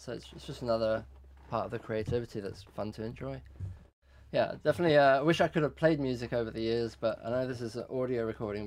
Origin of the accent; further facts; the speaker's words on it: London, United Kingdom; moved away as an adult; also born or lived in Tehran, Iran; now in United States; I grew up in West London in Ealing